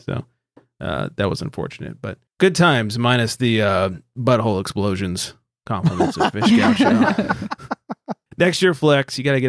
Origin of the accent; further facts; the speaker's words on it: Australia; I'm from Australia. I can't keep it going.